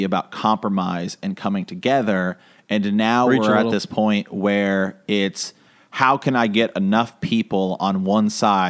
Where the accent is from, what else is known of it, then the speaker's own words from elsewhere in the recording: Ohio, United States; We're from Ohio.